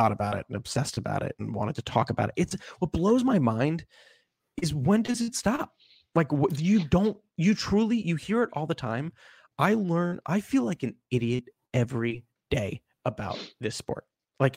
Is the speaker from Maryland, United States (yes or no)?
yes; Maryland, United States; like Ben, I grew up in Maryland, and watching Cal Ripken play as a kid is very inspiring